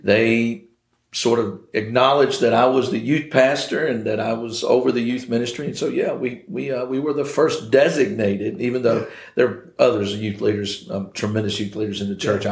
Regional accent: Nortonsville, Virginia, United States; I grew up in Nortonsville.

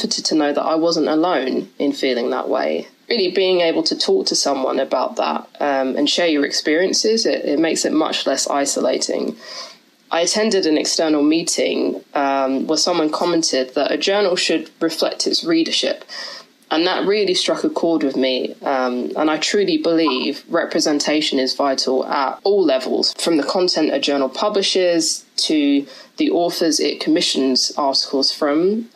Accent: London, United Kingdom; I'm second generation Indian, born and raised in London

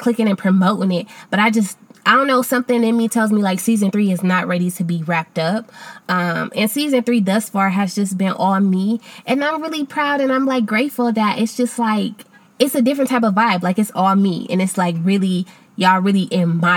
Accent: Akron, Ohio, United States; moved away as an adult; I moved back to my hometown of Akron, Ohio

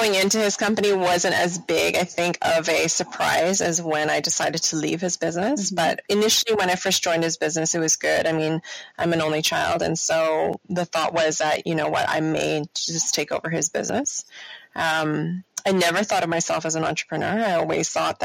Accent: Toronto, Ontario, Canada; I was born and raised in Toronto.

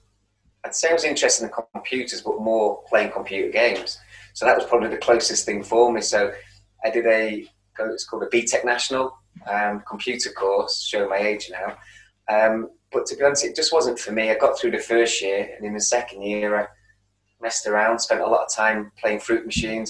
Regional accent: Manchester, North West England, United Kingdom; accent: Manchester; a place called Prestwich in North Manchester, which is 3 or 4 miles away from the city centre. I think when I say the word Manchester, my accent really bloody comes out

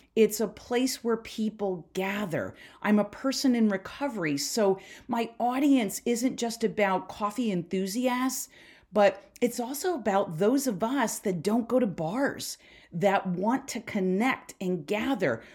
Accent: Philadelphia, Pennsylvania, United States; I'm from Philly

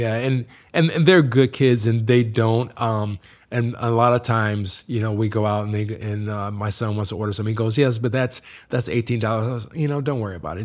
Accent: Massillon, Ohio, United States; now in Chicago, United States; a small town in Massillon, Ohio

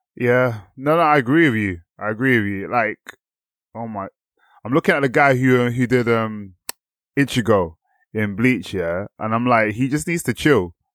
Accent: England, United Kingdom; us being English and, like, British people

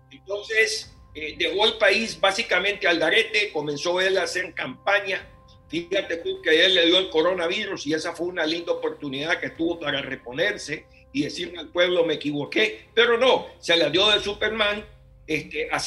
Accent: Nicaragua; now in United States; yo soy exiliado nicaragüense, vine a los Estados Unidos en el 79

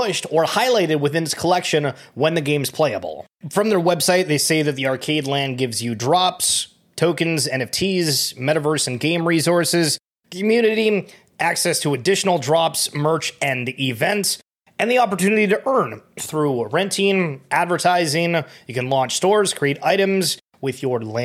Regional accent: Canada; I'm Canadian

